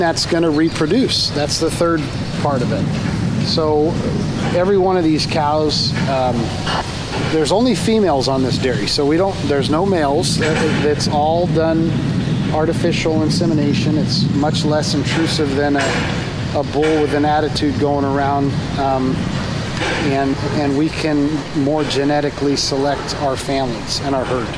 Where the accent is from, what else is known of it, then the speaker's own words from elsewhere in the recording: Visalia, California, United States; moved away as an adult; now in Galt, United States; we were born and raised in Visalia on a 300 cow dairy